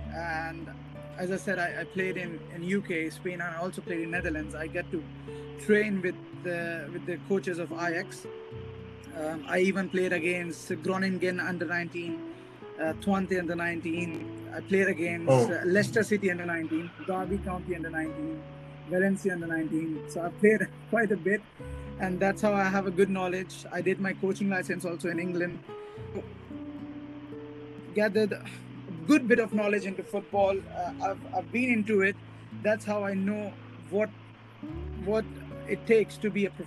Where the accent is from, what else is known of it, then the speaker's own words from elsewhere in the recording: India; I'm an Indian and I'm proud of being an Indian